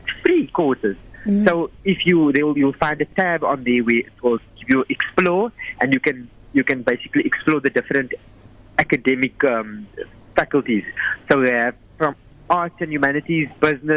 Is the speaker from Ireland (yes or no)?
no; South Africa; we are South African and we're in Africa.